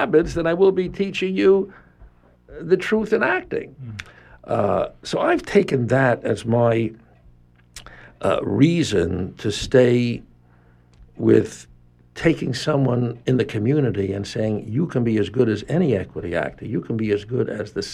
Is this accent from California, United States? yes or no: no; New York City, New York, United States; moved away; I was brought up in New York City